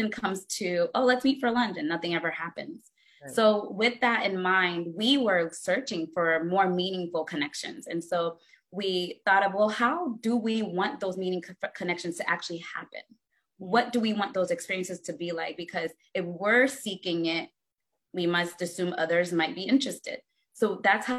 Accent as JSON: {"language": "English", "town": "Alexandria", "region": "Virginia", "country": "United States", "tie": "born or raised there", "also_born_or_lived": "Ghana", "said": "I grew up in Northern Virginia, actually, by way of Ghana. I was born in Ghana. My parents are Ghanaian and came to the DC area, particularly Alexandria, Virginia, at the age of 7"}